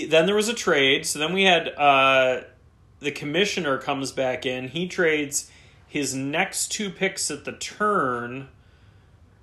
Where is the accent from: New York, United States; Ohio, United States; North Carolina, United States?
Ohio, United States; Cleveland; a Cleveland Brown. That's my hometown team